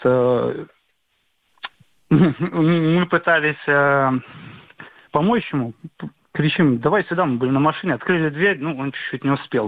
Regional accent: Minsk, Belarus; Я из Минска, из Минска

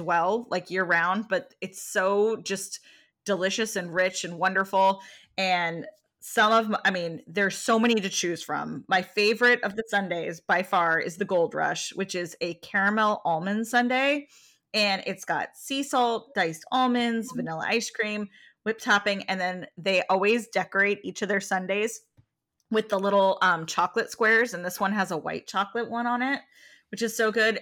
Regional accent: California, United States; moved away; growing up in California and going to San Francisco and going to culinary school in San Francisco

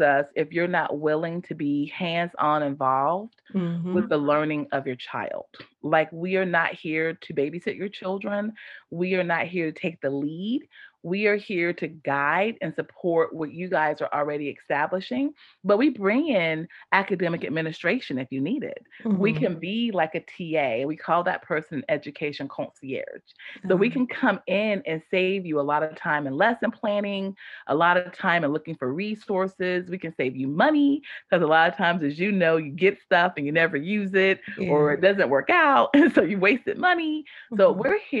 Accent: Apex, North Carolina, United States; I grew up in Apex, the town of Apex, and went to all the schools like Apex Elementary, Apex Middle, Apex High.

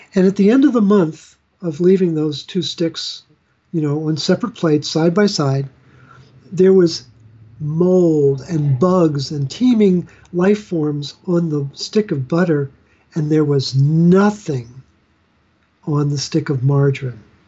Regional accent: Baltimore, Maryland, United States; I'm from Baltimore, which is where Hopkins is located

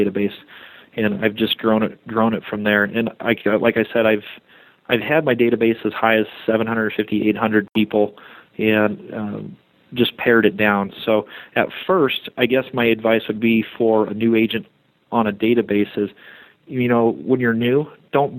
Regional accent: Colorado Springs, Colorado, United States; I was born in Colorado Springs, and I actually grew up in that neighborhood as a child

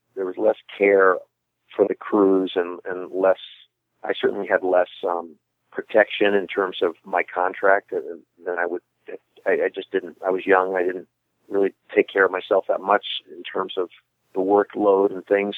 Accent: Midwest, United States; I'm from the Midwest

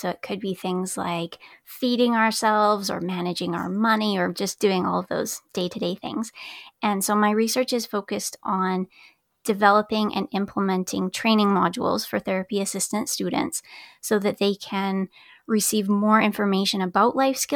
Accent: Alberta, Canada; I'm from Alberta

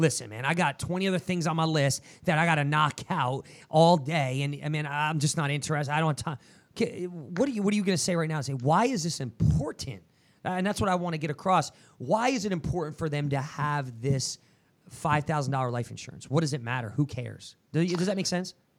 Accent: New Jersey, United States; I'm from Jersey

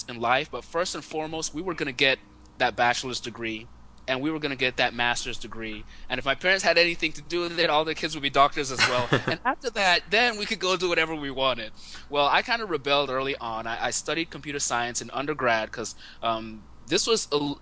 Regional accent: Nigeria; I grew up in Nigeria

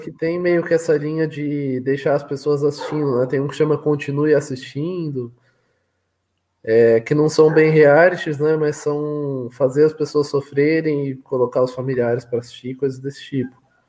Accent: São Paulo, Brazil; eu sou de São Paulo, Matheus. Sou de São Paulo.

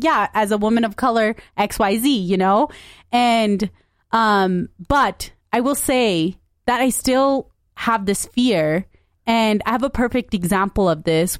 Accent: United States; I am a brown woman. I'm American. I'm Punjabi

